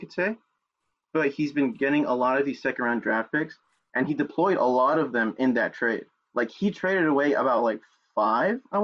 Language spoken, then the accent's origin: English; Los Angeles, California, United States; I'm from Los Angeles